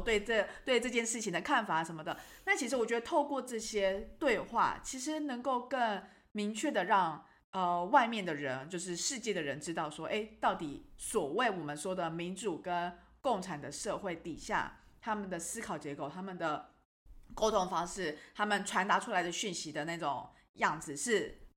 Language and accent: Chinese; Taiwan; 他一知道我就台湾人